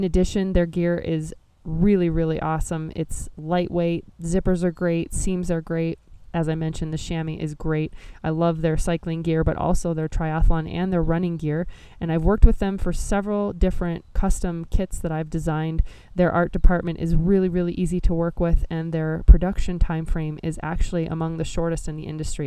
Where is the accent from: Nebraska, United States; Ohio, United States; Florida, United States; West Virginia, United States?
Nebraska, United States; my home state of Nebraska